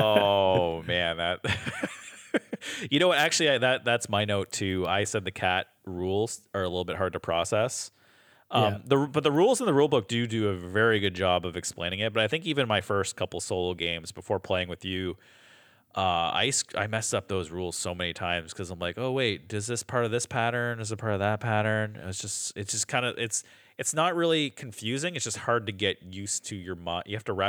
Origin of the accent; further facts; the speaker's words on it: Canada; we're Canadian on this